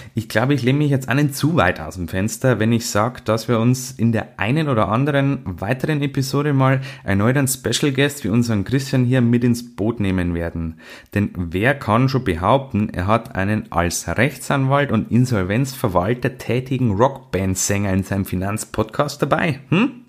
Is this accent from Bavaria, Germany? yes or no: yes; Bavaria, Germany; bei uns in Bayern